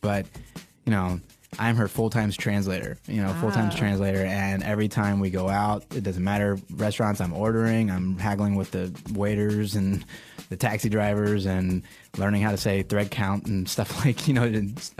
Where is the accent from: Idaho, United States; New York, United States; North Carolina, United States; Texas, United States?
Texas, United States; Austin; moved away as an adult; also born or lived in Bangkok, Thailand; now in Shanghai, China; being from Austin, growing up in Austin